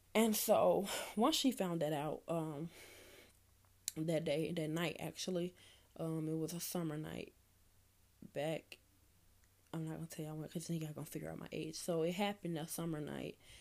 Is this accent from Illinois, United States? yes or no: yes; Chicago, Illinois, United States; I'm from Chicago, Illinois